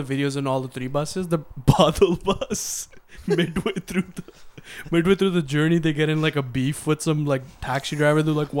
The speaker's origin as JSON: {"language": "English", "town": "Moga", "region": "Punjab", "country": "India", "also_born_or_lived": "Haryana", "said": "We're from Moga."}